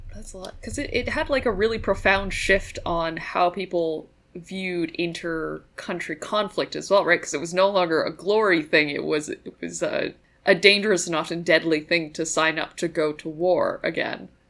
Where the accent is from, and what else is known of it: Canada; born or raised there